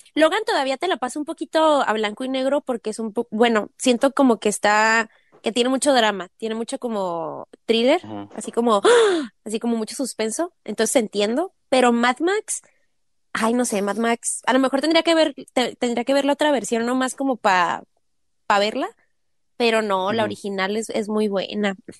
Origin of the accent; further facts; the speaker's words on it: northern Mexico, Mexico; moved away; somos norteños, pero yo estoy haciendo más como acento sinaloense y pues no, pues no, no somos de Sinaloa